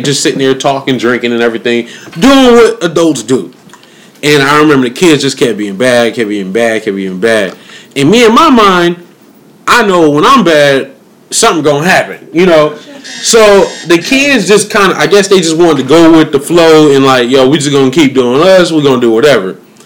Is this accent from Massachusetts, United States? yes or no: yes; Springfield, Massachusetts, United States; born or raised there; moved away